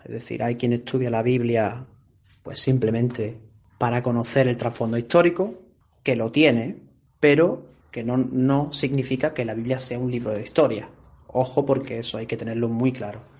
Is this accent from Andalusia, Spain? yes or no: yes; Benalmádena, Andalusia, Spain; Yo me crié en Arroyo de la Miel, Benalmádena, en la provincia de Málaga